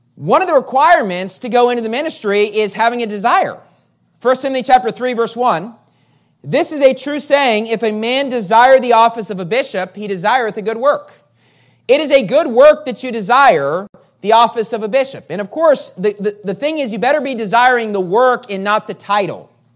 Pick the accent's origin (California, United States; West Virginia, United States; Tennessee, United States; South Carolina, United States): West Virginia, United States; moved away as an adult; also born or lived in Metro Manila, Philippines; now in Manila, Philippines; I grew up in West Virginia